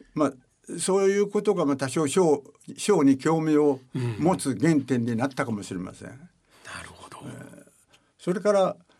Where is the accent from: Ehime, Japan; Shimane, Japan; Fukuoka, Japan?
Shimane, Japan; Matsue; 島根県の松江市というところでございます今は昔は鹿島町という